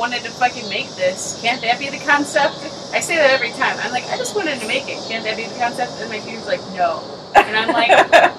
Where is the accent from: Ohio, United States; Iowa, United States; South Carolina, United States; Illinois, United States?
Illinois, United States; Woodstock; In Woodstock, Illinois.